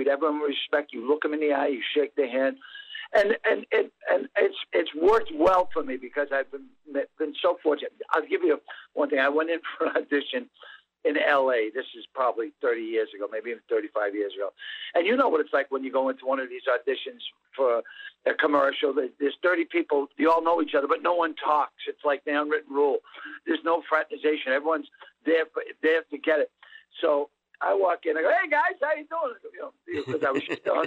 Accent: Boston, Massachusetts, United States; accent: Boston; moved away as an adult; I'm from Boston.

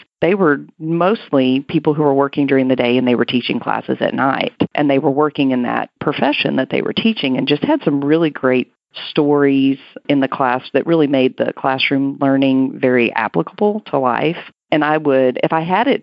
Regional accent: Hereford, Texas, United States; now in Central Texas, United States; my hometown, which is Hereford, Texas, real close to Amarillo in the panhandle of Texas.

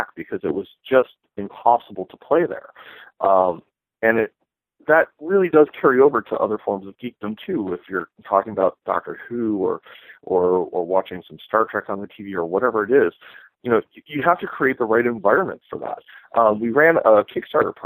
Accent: Detroit, Michigan, United States; now in Chicago, United States; growing up in the Detroit area

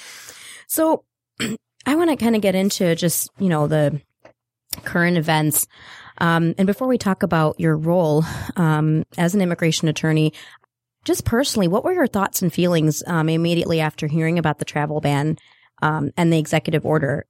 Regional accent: North Carolina, United States; moved away; I am originally from North Carolina

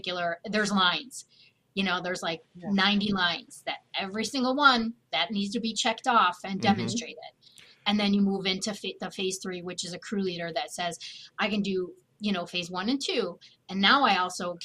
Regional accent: Chicago, Illinois, United States; I'm from Chicago, so I call it arborculture

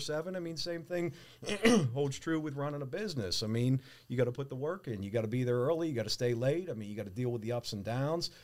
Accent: Pittsburgh, Pennsylvania, United States; being a Pittsburgh guy, Um, born and raised in Pittsburgh

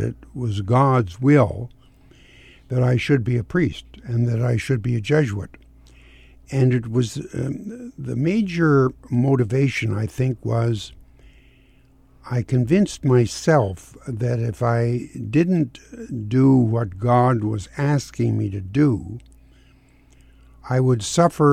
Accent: near Peterborough, Ontario, Canada; near where I grew up in Ontario, near Peterborough.

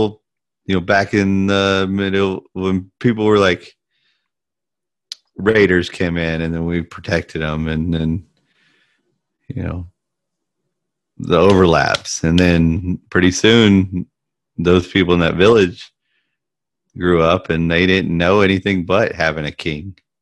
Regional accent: United States; I'm American

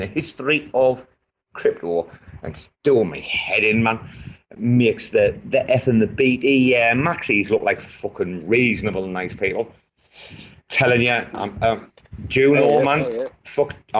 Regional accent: England, United Kingdom; I'm from England

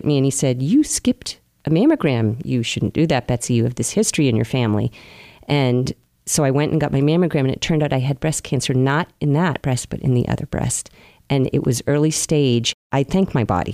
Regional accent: Marion, Massachusetts, United States; I grew up in Marion, which is a lovely seaside town.

